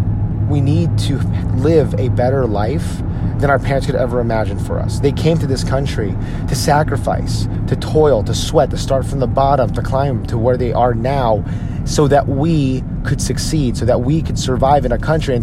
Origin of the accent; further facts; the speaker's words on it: United States; if you are a Filipino American like myself, odds are your parents were born and raised in the Philippines and they moved here to the United States in search of a better life.